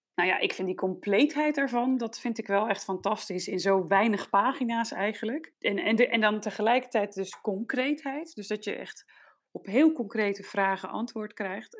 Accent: Netherlands; now in Denmark; Wij zijn Nederlanders allebei, mijn man en ik

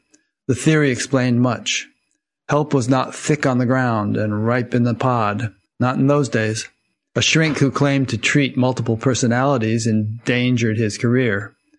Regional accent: Iowa, United States; And I started it out 11 years ago in my hometown here in Iowa

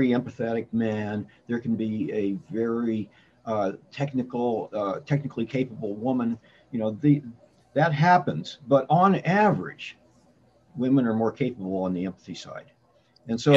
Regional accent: Indiana, United States; now in Washington, D.C. area, United States; I grew up in Indiana, live in the D.C. area now

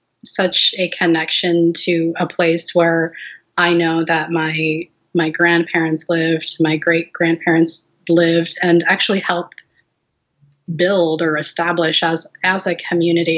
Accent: Anchorage, Alaska, United States; also born or lived in Port Graham, Alaska; I was born and raised in Anchorage

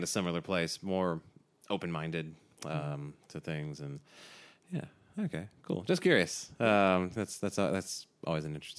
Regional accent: Southeast, United States; Yeah, I grew up Protestant in the Southeast U.S.

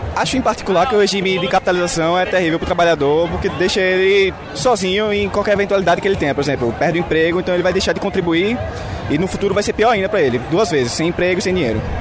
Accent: Sergipe, Brazil; now in Belo Horizonte, Brazil; Eu não sou daqui, eu sou de Egipte e a federal de lá não tem manutenção básica

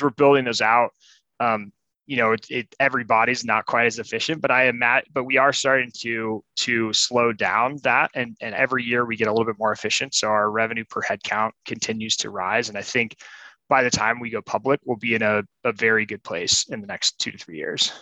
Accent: Colorado, United States; moved away as an adult; also born or lived in San Francisco; I'm from Colorado

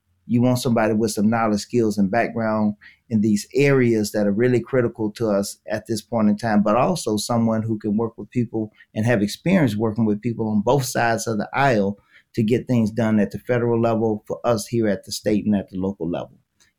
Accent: Mississippi, United States; now in Milwaukee, United States; I came here from Mississippi and I was in Milwaukee Public Schools as a teacher.

